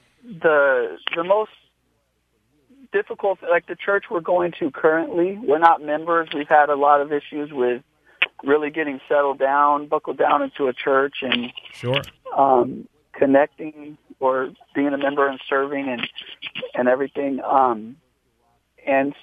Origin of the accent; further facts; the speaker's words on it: Upland, California, United States; now in Redlands, United States; I'm from Upland, so it's a little more west from Redlands. But, yeah, same area